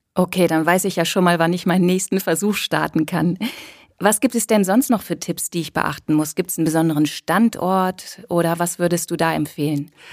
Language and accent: German; Cologne, North Rhine-Westphalia, Germany; ich komme ja aus Köln